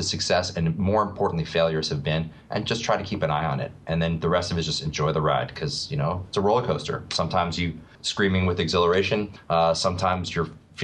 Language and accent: English; New York, United States; also born or lived in Philadelphia, Pennsylvania; I grew up in New York and then in Philadelphia. And now I live outside of New York City